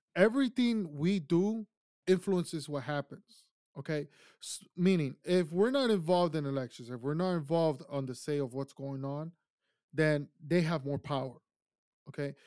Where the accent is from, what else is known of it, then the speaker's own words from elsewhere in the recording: Ecuador; now in United States; I grew up in Ecuador. My childhood was there